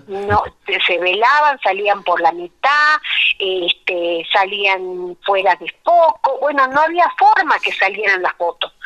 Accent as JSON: {"language": "Spanish", "town": "La Quiaca", "region": "Jujuy", "country": "Argentina", "tie": "born or raised there", "also_born_or_lived": "Tilcara / Abra Pampa", "said": "Yo nací en La Quiaca, que es el pueblo que está en el límite con Bolivia. Mamá era de La Quiaca y mi papá de Tilcara, así que mi infancia y mi adolescencia han transitado entre, entre La Quebrada y La Puna"}